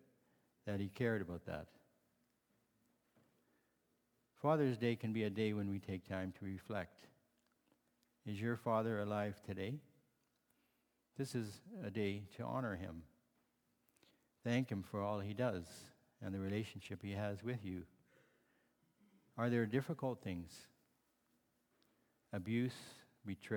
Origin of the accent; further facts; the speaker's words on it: Holland Marsh, Ontario, Canada; also born or lived in Barrie, Ontario; I grew up in Holland Marsh, Ontario, and later we moved to Barrie because my father had purchased a farm there.